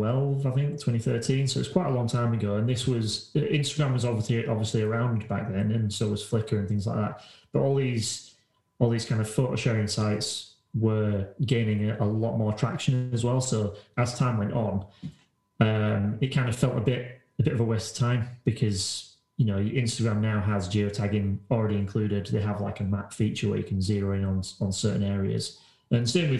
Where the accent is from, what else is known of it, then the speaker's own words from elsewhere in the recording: Halifax, Yorkshire and the Humber, United Kingdom; I was walking around my hometown, which is Halifax, if people don't know, and it's an old town